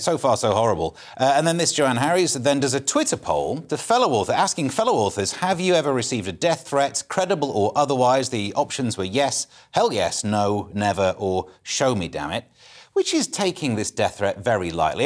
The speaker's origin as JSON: {"language": "English", "town": "Mansfield", "region": "East Midlands", "country": "United Kingdom", "said": "I'm from Mansfield. I can't do foreign accent."}